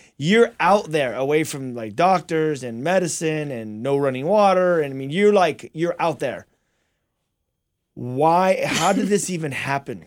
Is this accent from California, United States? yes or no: yes; La Verne, California, United States; we grew up together out in Laverne